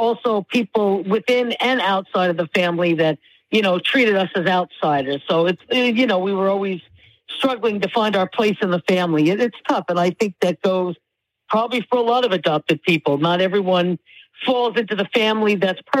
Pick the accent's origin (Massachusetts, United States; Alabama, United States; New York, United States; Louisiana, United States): New York, United States; Long Island; I was raised on Long Island in New York